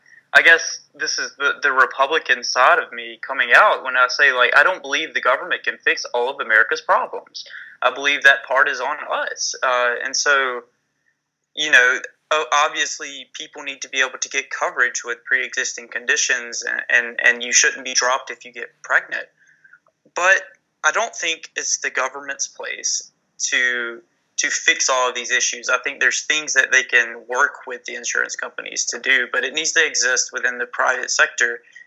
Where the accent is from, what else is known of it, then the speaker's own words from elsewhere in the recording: the South, United States; accent: southern; my southern accent is coming out way too thickly